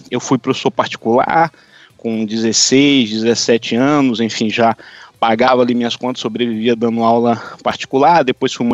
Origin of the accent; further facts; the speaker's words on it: São João dos Patos, Maranhão, Brazil; also born or lived in São Luís / Brasília; now in Orlando, United States; eu sou natural do interior do Maranhão, uma cidade chamada São João dos Patos, uma cidade bem pequenininha no interior do Maranhão